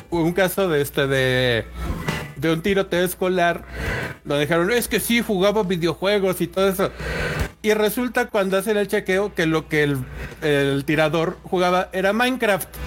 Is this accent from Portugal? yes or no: no; Mexico; a nosotros como mexicanos si algo nos caracteriza es que nos encanta el holgorio.